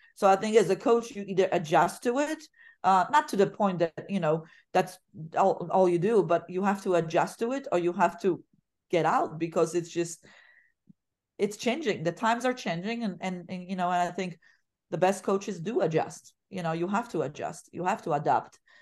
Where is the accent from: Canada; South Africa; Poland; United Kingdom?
Poland; English is a second language; moved away as an adult; now in United States; where I was born and raised, 'cause I didn't leave until I was, I graduated high school.